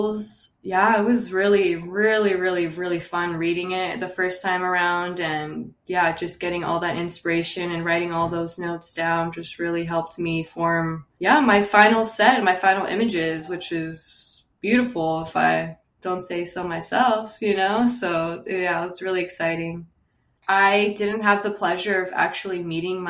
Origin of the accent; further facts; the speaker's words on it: West Covina, California, United States; I'm from West Covina, California